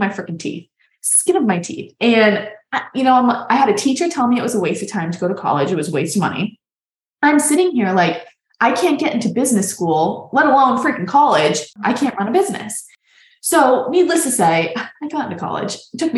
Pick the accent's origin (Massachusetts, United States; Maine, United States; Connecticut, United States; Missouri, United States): Massachusetts, United States; Boston; moved away as an adult; also born or lived in New York; now in New Mexico, United States; I'm from Boston